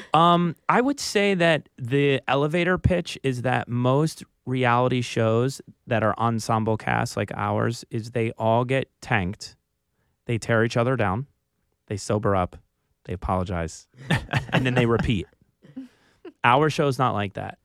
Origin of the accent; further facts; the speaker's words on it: Philadelphia, Pennsylvania, United States; accent: Philly; moved away; I was from Philly